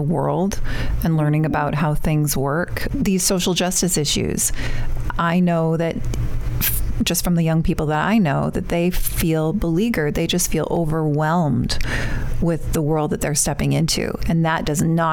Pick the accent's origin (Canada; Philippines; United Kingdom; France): Canada; moved away as an adult; now in United States; my home country